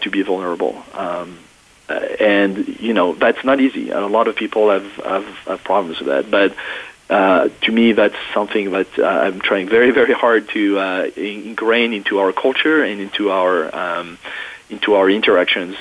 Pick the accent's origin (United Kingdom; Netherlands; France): France; English is a second language; moved away as an adult; now in United States; i was not born in the U.S. I was born in France and uh, went to college uh, in Paris